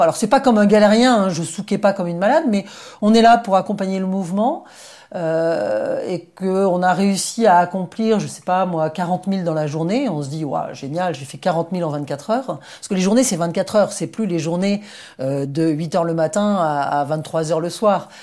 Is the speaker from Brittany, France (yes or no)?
yes; Brittany, France; moved away; also born or lived in United States; Je rentrais des États-Unis où j'avais vécu pendant, pendant un peu moins de 12 ans. Et hum, c'est vrai qu'en rentrant en Bretagne